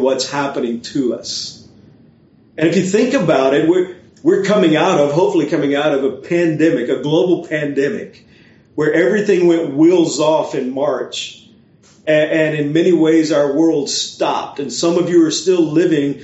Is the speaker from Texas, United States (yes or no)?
yes; Beaumont, Texas, United States; moved away as an adult; also born or lived in North Carolina; now in Orlando, United States; a church in the area where I grew up in Beaumont, Texas